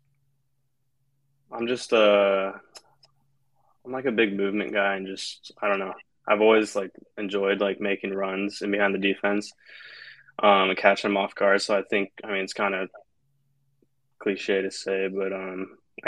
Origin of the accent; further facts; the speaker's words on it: West Coast, United States; moved away as an adult; also born or lived in Colorado; now in Atlanta, United States; I grew up on the West Coast